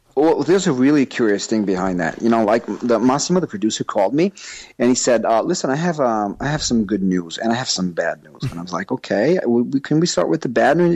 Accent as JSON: {"language": "English", "region": "New York", "country": "United States", "accent": "New York", "moved": "yes", "said": "I've lived there for a long time, and that explains my accent from New York"}